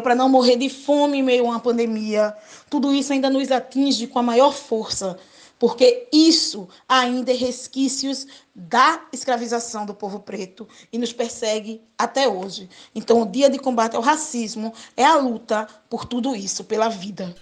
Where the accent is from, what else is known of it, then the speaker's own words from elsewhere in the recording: Recife, Pernambuco, Brazil; Sou aqui de Recife é, bem periférica do bairro da Água Fria